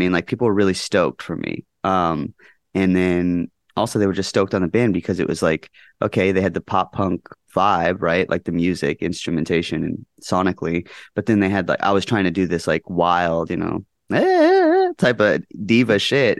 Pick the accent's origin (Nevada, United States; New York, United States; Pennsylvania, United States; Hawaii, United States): Nevada, United States; Henderson; also born or lived in Orange County, California; grew up mostly in Las Vegas, Nevada, in a, a town called Henderson.